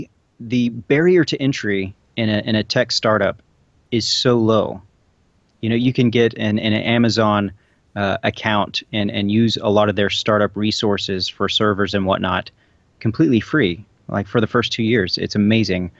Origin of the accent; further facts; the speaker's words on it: Texas, United States; also born or lived in Little Rock; now in Dallas, United States; I'm originally from Texas and have some friends and family